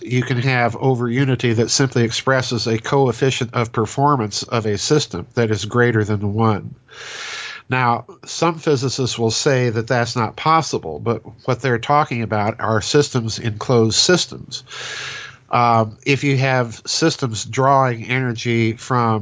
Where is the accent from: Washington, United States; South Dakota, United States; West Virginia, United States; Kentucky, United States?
South Dakota, United States; I'm a hack from South Dakota